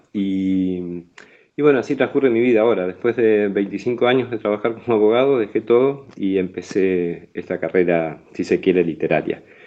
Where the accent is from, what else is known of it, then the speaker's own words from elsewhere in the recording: Ingeniero Huergo, Río Negro, Argentina; moved away as an adult; now in Berlin, Germany; nací aquí en Huergo, en la zona, y vivo en Berlín hace bastante tiempo